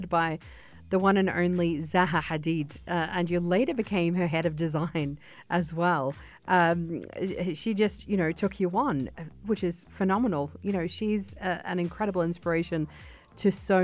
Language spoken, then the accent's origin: English; Sydney, New South Wales, Australia; moved away; I just got back from Sydney. That's my hometown